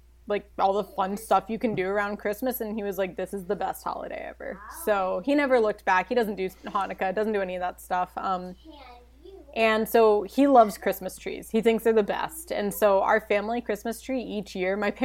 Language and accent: English; Baltimore, Maryland, United States; I'm from Baltimore